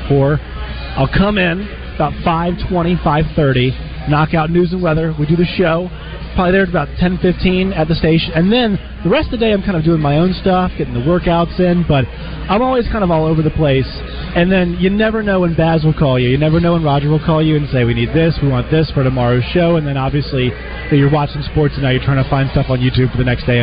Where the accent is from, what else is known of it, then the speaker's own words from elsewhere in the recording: Virginia, United States; now in Little Rock, United States; I'm from Virginia